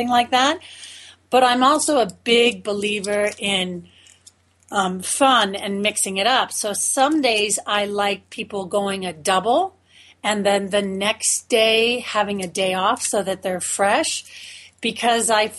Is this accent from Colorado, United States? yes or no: no; Florida, United States; I grew up in Florida